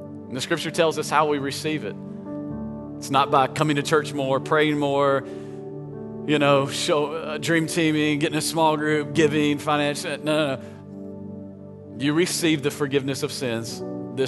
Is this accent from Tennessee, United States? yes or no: yes; Tennessee, United States; I grew up in Tennessee